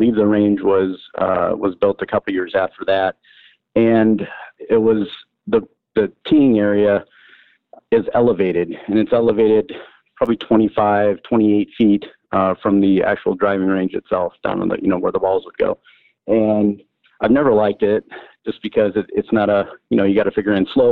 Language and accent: English; Yankton, South Dakota, United States; also born or lived in San Diego, California; now in Sioux City, United States; Was born and raised in Yankton, South Dakota